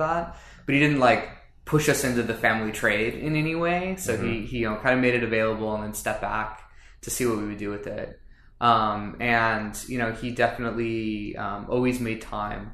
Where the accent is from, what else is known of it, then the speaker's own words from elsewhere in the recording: Los Angeles, California, United States; moved away as an adult; now in San Diego, United States; I grew up in Los Angeles, near Pasadena.